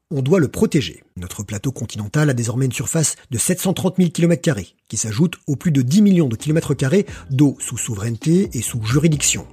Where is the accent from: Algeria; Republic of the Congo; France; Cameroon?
France